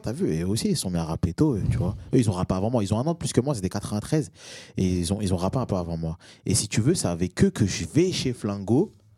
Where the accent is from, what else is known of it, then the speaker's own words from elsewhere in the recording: Valence, Auvergne-Rhône-Alpes, France; also born or lived in Moroni, Comoros; Même si je suis né à Valence, ah que j'ai grandi à Valence, j'habite à Valence, j'ai aussi habité à, à, Moroni.